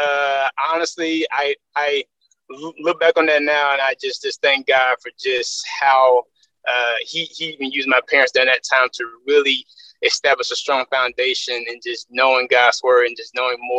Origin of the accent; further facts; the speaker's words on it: Birmingham, Alabama, United States; I am born and raised in Birmingham, Alabama. So I am a Southern boy. At heart.